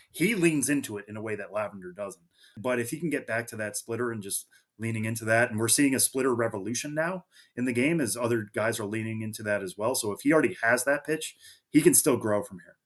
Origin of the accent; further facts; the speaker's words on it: near Worcester, Massachusetts, United States; Worcester is nearby where I grew up